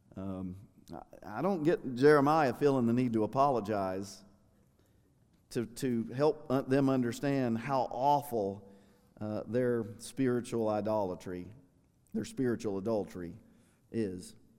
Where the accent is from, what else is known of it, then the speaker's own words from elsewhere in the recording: United States; I'm an American